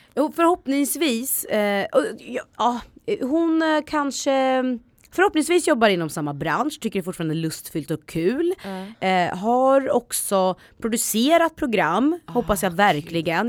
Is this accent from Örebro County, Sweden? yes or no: no; Östergötland, Sweden; accent: östgötska; min östgötska